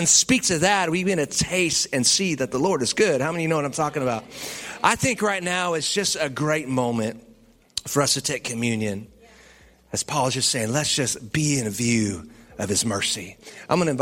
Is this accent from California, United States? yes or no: yes; California, United States; now in Texas, United States; I'm from California.